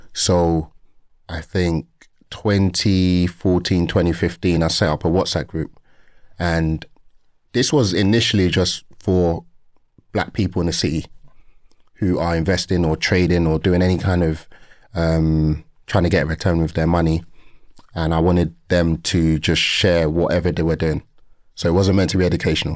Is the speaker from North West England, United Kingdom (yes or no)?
no; London, United Kingdom; born and raised in Peckham